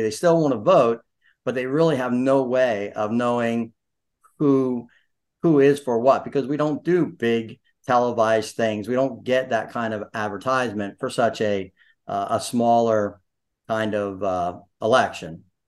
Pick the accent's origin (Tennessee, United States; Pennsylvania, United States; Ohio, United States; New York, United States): Pennsylvania, United States; Sunbury; now in Snydertown, United States; although I grew up in Sunbury, went to Shikalimi, you know, hung out there, I am in Snyder Town